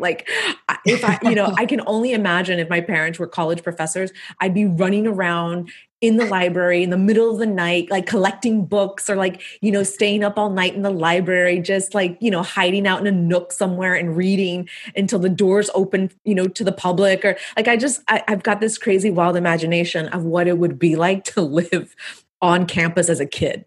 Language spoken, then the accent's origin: English; Texas-Mexico border, United States; raised on the Texas Mexican border